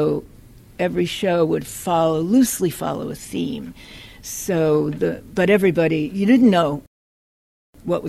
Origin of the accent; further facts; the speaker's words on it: New York, United States; moved away; I'm from New York, and when I was in high school, I used to go to Lower Manhattan and seek out the avant-garde